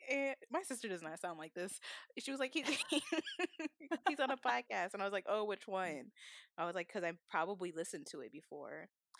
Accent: Atlanta, Georgia, United States; Like, Atlanta, you're from Atlanta, I'm from Atlanta.

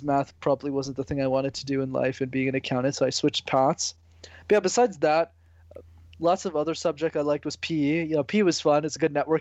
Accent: Montreal, Quebec, Canada; I was born and raised in Montreal

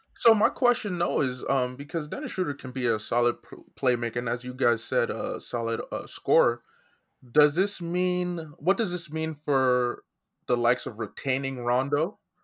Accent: Nigeria; I'm also Nigerian.

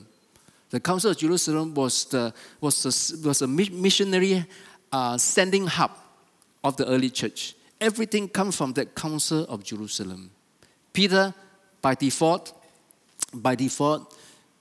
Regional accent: Malaysia; I'm a Malaysian

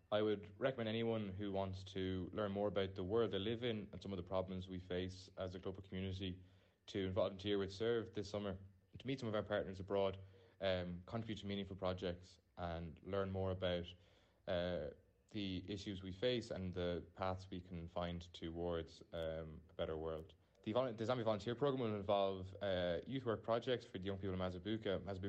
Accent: Cork, Munster, Ireland; I'm from Cork

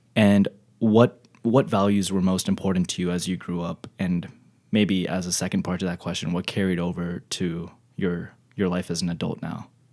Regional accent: Texas, United States; my hometown. Texas

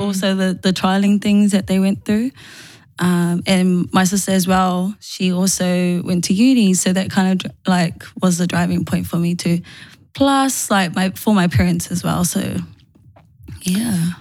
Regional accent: Auckland, New Zealand; born and bred in Manurewa, still living in Manurewa.

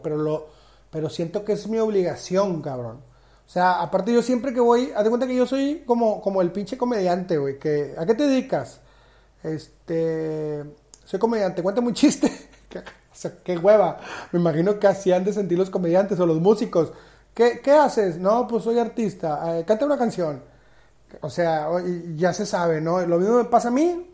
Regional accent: Monterrey, Nuevo León, Mexico; Yo soy regio 100%

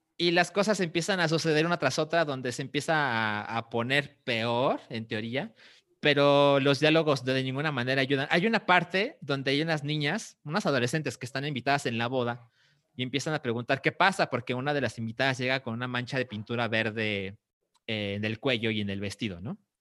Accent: Mexico; como mexicanos

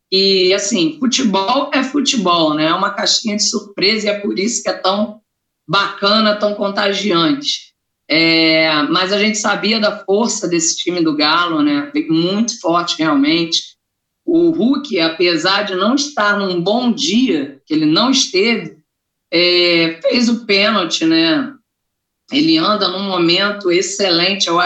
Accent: Rio de Janeiro, Brazil; also born or lived in Acre; eu sou do Acre, eu sou nascida no Acre apesar de ser criada no Rio de Janeiro. Então, vem forte, que eu sou do norte

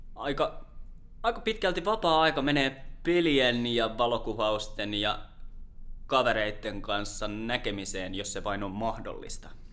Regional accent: Lahti, Päijät-Häme, Finland; also born or lived in Orimattila / Helsinki; Helsinki ja Lahti on ollut itselle sellaisia paikkoja, missä on aika pitkälti varttunut

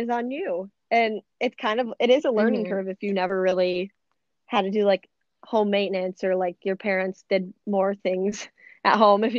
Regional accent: Addison, United States; like Addison where I'm from.

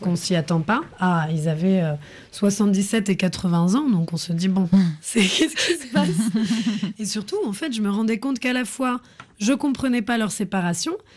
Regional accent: France; J'ai grandi en France

